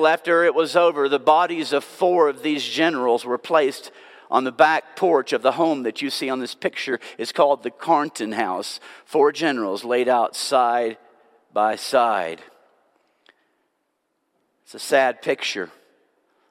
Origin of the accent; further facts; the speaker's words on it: Nashville, Tennessee, United States; also born or lived in Franklin, Tennessee; now in Brno, Czech Republic; I was born and raised in Nashville, Tennessee. And when I was 10 years old, we moved to the city of Franklin, Tennessee